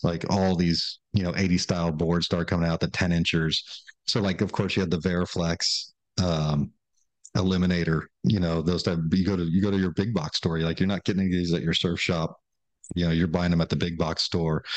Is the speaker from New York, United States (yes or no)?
no; San Diego, California, United States; just hustles growing up in San Diego